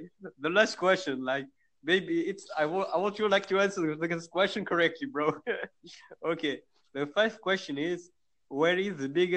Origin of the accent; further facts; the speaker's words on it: Tunisia; I'm from Tunisia